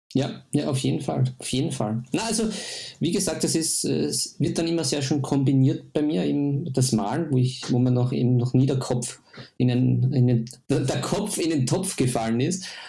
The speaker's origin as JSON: {"language": "German", "country": "Austria", "said": "bei uns in Österreich"}